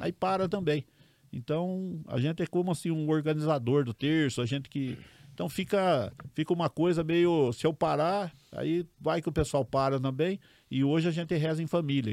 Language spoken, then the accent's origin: Portuguese; Pirassununga, São Paulo, Brazil; Eu nasci em Pirassununga